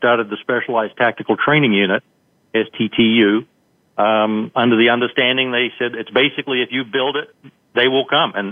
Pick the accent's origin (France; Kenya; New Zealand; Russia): New Zealand; moved away as an adult; now in United States; I grew up in New Zealand. I came to the United States in uh, 1977 for deep sea diving school, and I was actually still in the Army at the time.